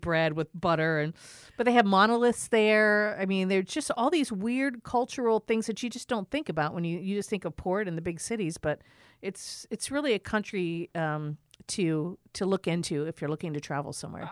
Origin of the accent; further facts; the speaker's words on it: New York, United States; I'm from New York.